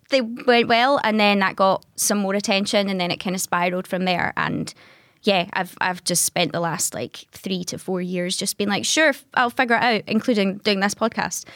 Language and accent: English; Greenock, Scotland, United Kingdom; I'm from the West Coast, I'm from Greenock originally